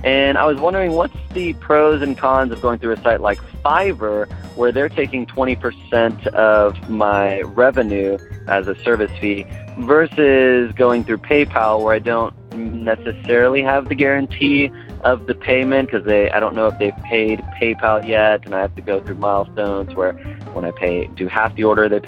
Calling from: Austin, Texas, United States; I'm calling from Austin, Texas

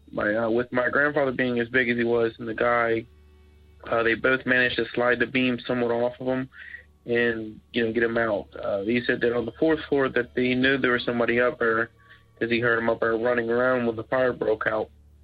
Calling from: Florence, Kentucky, United States; I'm calling from Florence, Kentucky.

